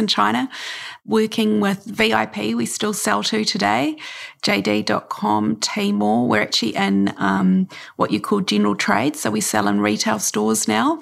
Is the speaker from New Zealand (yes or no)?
yes; New Zealand; also born or lived in Takapuna Beach, Auckland; I'm a New Zealander